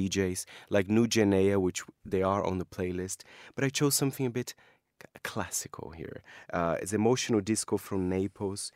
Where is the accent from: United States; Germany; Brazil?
Brazil; moved away; It's from my home country